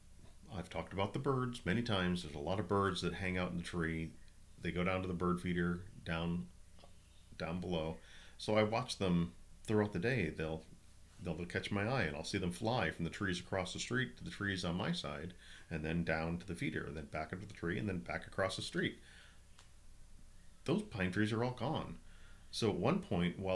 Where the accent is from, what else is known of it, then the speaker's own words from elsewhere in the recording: Minnesota, United States; now in Southern California, United States; growing up in Minnesota